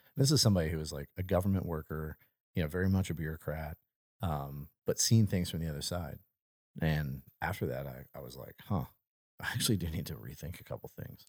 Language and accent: English; United States; moved away; Hurricane Katrina destroyed my hometown